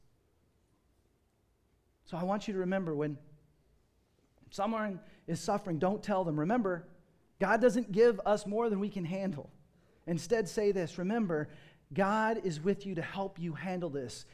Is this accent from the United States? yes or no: yes; United States; growing up in America and the Western world